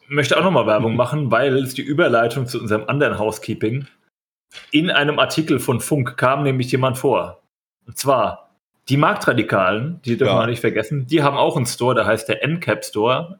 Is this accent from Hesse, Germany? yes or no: no; Bavaria, Germany; moved away; ich bin ja aus Bayern